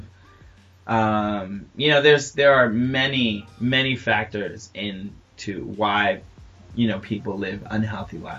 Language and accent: English; New York, United States; I'm from New York